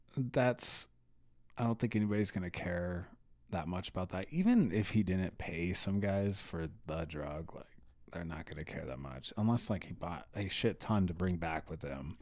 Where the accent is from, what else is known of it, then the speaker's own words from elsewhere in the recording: United States; as an American